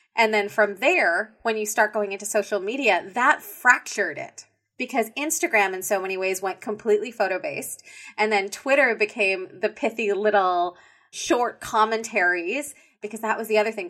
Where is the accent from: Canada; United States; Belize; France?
Canada